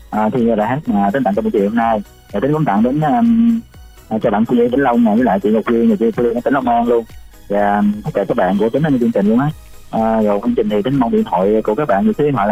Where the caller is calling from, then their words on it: My Tho, Tiền Giang, Vietnam; gọi đến đường Mỹ Tho Tiền Giang